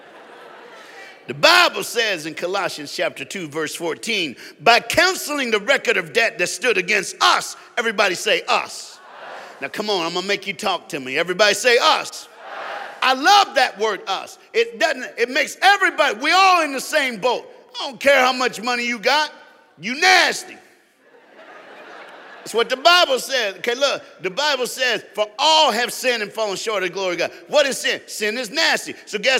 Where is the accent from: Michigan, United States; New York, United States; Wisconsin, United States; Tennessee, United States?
Tennessee, United States; now in South Florida, United States; I was born and raised in Tennessee.